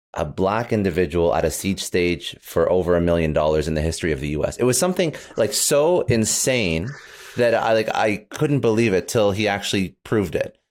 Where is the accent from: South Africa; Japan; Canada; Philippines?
Canada; now in United States; I'm actually Canadian